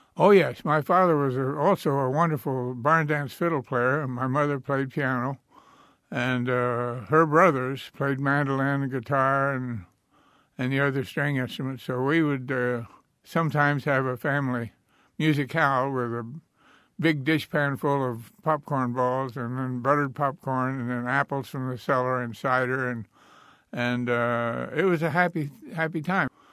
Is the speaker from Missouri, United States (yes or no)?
yes; Marionville, Missouri, United States; I grew up in the Ozark Mountains of Missouri, a little county called Orange County